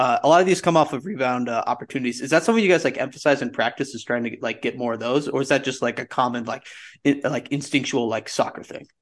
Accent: Henderson, Nevada, United States; I was born there, Henderson

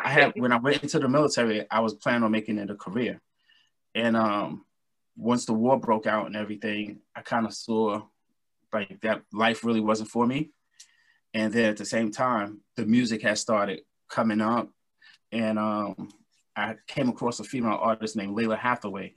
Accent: New York City, New York, United States; now in Valley Stream, United States; I'm born and raised in Brooklyn, New York

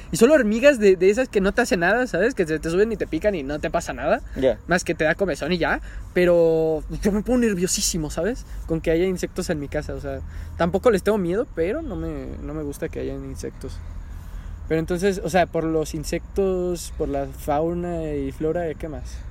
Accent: Mexico; soy el peor mexicano del mundo

